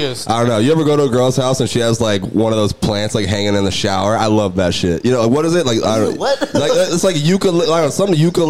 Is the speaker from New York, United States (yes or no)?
no; Tallahassee, Florida, United States; I came from Tallahassee, so I don't know.